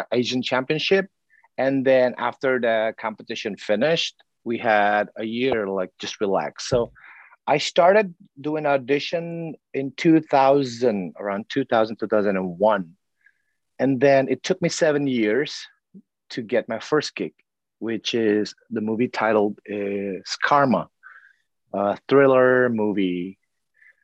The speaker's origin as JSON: {"language": "English", "region": "South Sumatra", "country": "Indonesia", "tie": "born or raised there", "said": "I was born in South Sumatra, Indonesia"}